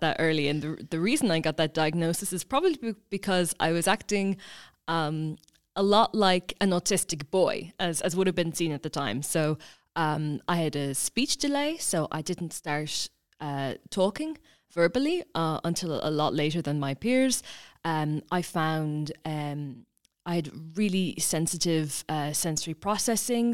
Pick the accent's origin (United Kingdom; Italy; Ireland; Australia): Ireland; County Kilkenny, Leinster; I'm originally from County Kilkenny